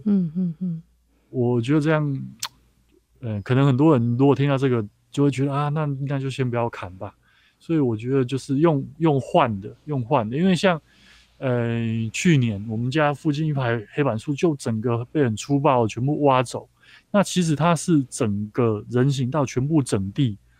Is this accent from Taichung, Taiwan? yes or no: yes; Taichung, Taiwan; 像我的故乡台中